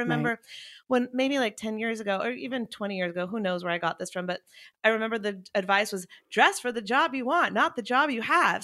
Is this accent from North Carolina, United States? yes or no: yes; North Carolina, United States; also born or lived in Wilmington; I grew up evacuating in North Carolina, um, multiple times